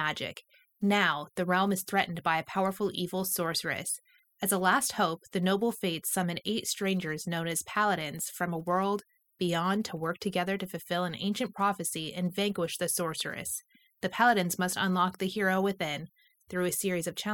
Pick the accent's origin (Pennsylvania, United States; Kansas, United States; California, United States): California, United States; Napa; I was born and raised in Napa.